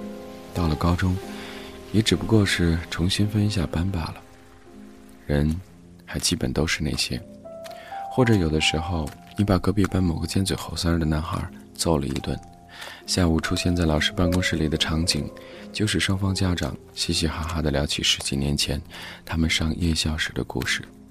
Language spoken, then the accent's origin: Chinese; Hebei, China; 我出生在河北一座小城市里，北边紧挨着北京，南边是天津。八十年代的中国小城市。